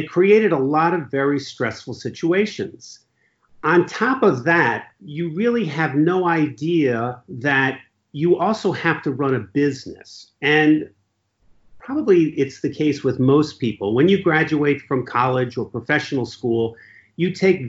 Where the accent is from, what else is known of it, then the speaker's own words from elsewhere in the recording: Ridgefield, Connecticut, United States; I grew up in Ridgefield, Connecticut, where I currently practice law